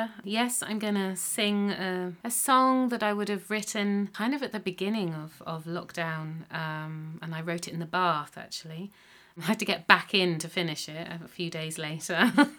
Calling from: Munster, Ireland; I'm singing from County Clare in the southwest of Ireland, from my home

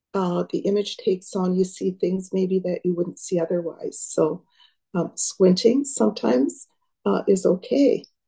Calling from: Nicola Lake, British Columbia, Canada; I'm joining from Nicola Lake, which is about a 2.5 hour drive north east of Abbotsford through the mountains and into more of desert country of the interior of BC.

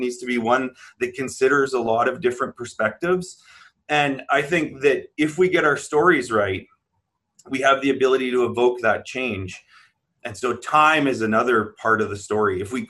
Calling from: Manitoba, Canada; I'm coming from Treaty One territory in the homelands of the Métis Nation.

